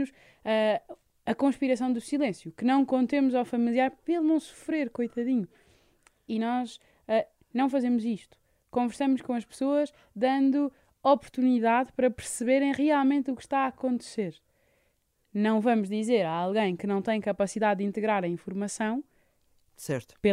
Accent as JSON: {"language": "Portuguese", "region": "Lisbon", "country": "Portugal", "tie": "born there", "said": "Nasci em Lisboa."}